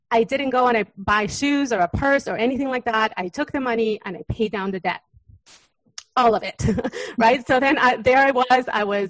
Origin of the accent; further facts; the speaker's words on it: Uruguay; moved away; I was born in Uruguay in South America